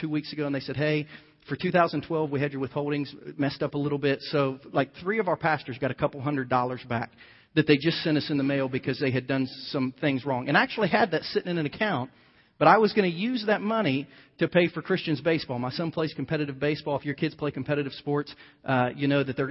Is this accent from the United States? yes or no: yes; United States; as an American like you